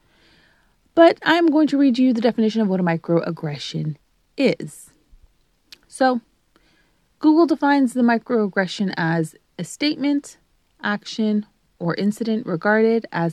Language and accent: English; Canada; also born or lived in Greater Toronto Area; being Canadian